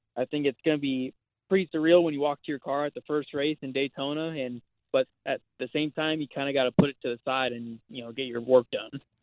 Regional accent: Long Beach, California, United States; I grew up in Southern California

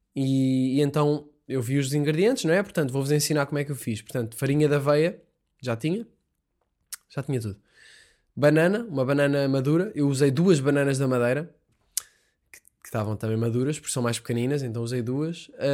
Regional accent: Sintra, Lisbon, Portugal; Eu estou em casa, sou de Sintra

